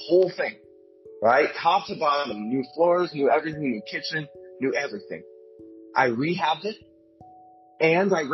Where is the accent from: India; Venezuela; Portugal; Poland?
Venezuela; moved away; I'm originally from Venezuela